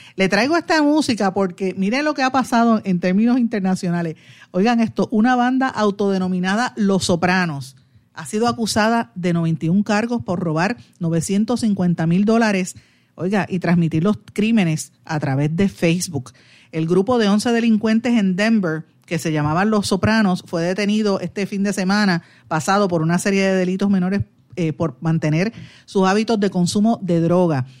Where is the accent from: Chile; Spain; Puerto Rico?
Puerto Rico